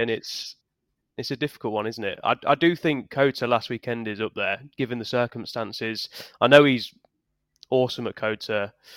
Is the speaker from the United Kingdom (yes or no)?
yes; United Kingdom; we're obviously British